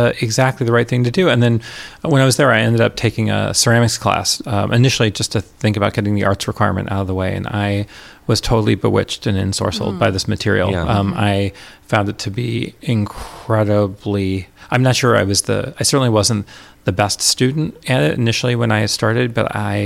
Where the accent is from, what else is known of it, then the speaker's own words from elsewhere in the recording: Rochester, New York, United States; moved away as an adult; also born or lived in Richmond, Indiana / Washington, D.C.; now in Minneapolis, United States; I grew up in Rochester, New York